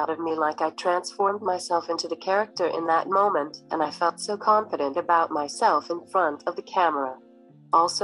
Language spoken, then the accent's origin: English; Elizabeth, New Jersey, United States; I was born in Trinitas Hospital in Elizabeth, New Jersey on August 13th, 2001